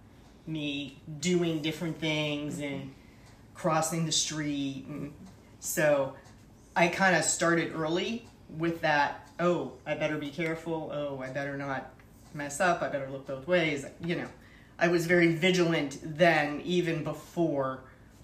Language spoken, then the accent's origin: English; Pittsburgh, Pennsylvania, United States; I'm from Pittsburgh originally